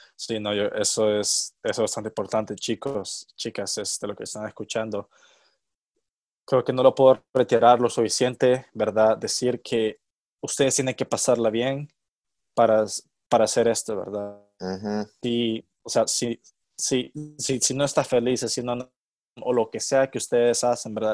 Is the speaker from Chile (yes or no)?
no; El Salvador; moved away as an adult; also born or lived in Kentucky, United States; soy, soy de El Salvador.